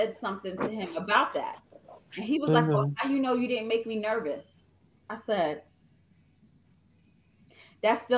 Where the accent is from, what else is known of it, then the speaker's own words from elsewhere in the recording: New York, United States; moved away as an adult; also born or lived in Charlotte; now in Greensboro, United States; I was from New York